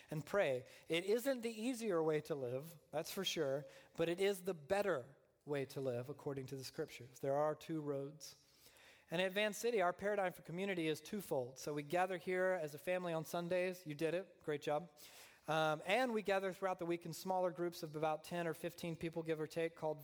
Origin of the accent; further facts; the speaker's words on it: Deep South, United States; I was raised in the Deep South, a fundamentalist Southern Baptist upbringing